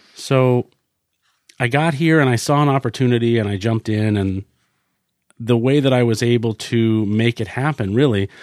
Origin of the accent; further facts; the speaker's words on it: Sugar Hill, New Hampshire, United States; also born or lived in Concord, New Hampshire; I was born in Concord, New Hampshire. I lived in a little town called Sugar Hill, which I think to this day has about eight hundred people in it